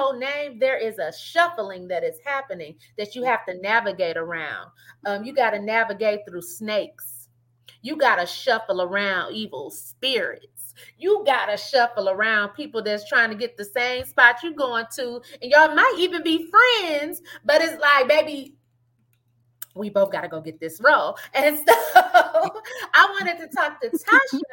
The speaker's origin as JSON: {"language": "English", "town": "Flint", "region": "Michigan", "country": "United States", "moved": "yes", "lives_now": "Dallas, United States", "said": "we come from Flint, Michigan, and that's not a tinsel town"}